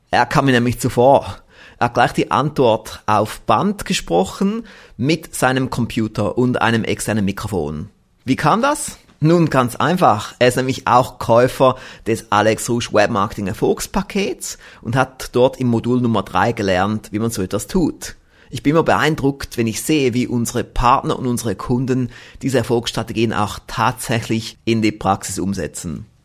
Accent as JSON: {"language": "German", "country": "Switzerland", "said": "Ja, Herr Professor Knoblauch, solche Sachen höre ich doch gerne als Schweizer mit einem Schweizer Unternehmen."}